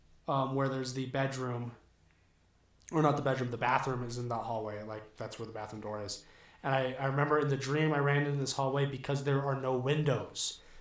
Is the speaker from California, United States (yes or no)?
yes; near Los Angeles, Southern California, United States; I grew up in Southern California. Near Los Angeles.